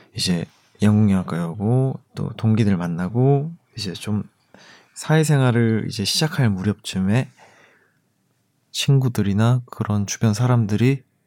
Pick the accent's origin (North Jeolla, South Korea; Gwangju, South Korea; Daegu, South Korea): Daegu, South Korea; 전 대구거든요